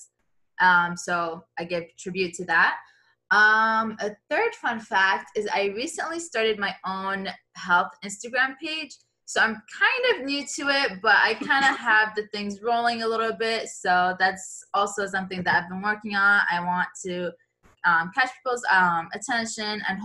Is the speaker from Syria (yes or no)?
yes; Syria; now in Miami, United States; I'm from Syria